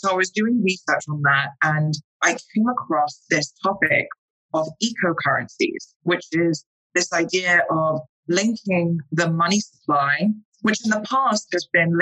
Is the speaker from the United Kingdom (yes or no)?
yes; London, United Kingdom; accent: English; moved away as an adult; now in New York, United States; I am British. I am from London. I've actually been in New York and in the US for the past 7 years.